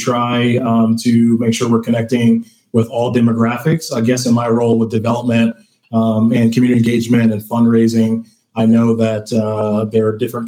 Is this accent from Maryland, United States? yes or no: yes; Baltimore, Maryland, United States; moved away as an adult; now in Lancaster, United States; I'm a transplant as well. I'm from Baltimore and have been here for about 6 years or so.